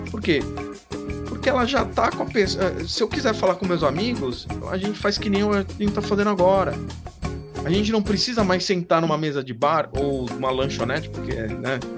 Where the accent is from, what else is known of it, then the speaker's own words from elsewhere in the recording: São Paulo, Brazil; capital do, de São Paulo.